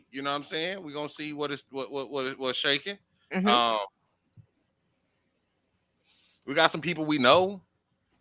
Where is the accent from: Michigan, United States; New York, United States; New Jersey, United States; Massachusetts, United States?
Michigan, United States; Flint; I'm from Flint